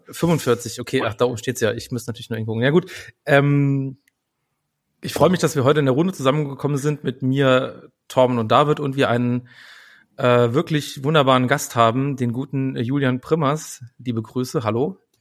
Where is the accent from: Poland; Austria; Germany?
Germany; Saarland; now in Berlin, Germany; ich bin, wohne in Berlin, aber ich bin aufgewachsen im Saarland